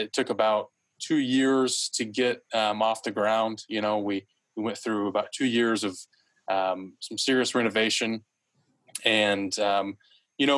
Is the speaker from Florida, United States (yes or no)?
no; Fort Smith, Arkansas, United States; I was born and raised in Fort Smith, Arkansas, where I currently reside now.